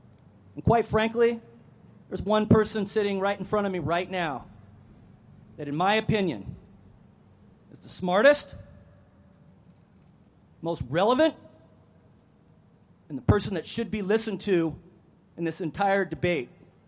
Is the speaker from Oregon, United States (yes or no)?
yes; Oregon, United States; I'm from Oregon, so I'm not going to be up here bashing Russ.